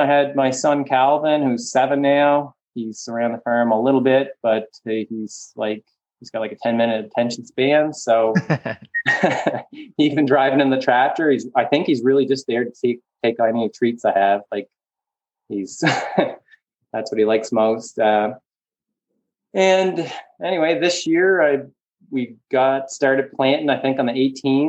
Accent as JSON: {"language": "English", "town": "Charlottetown", "region": "Prince Edward Island", "country": "Canada", "tie": "born or raised there", "also_born_or_lived": "Nova Scotia", "said": "I grew up farming outside Cornwall. Well, I guess just outside Charlottetown on a mixed potato, beef"}